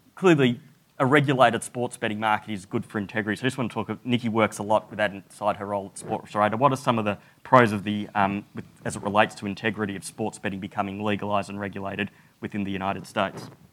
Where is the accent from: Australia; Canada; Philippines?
Australia; moved away; as an Australian